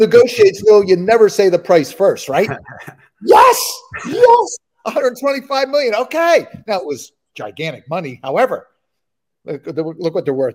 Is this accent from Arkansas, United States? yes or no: no; Philadelphia, Pennsylvania, United States; I'm born and bred in Philadelphia